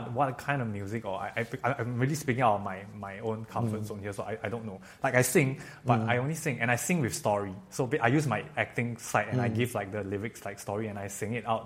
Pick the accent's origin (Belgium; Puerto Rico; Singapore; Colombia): Singapore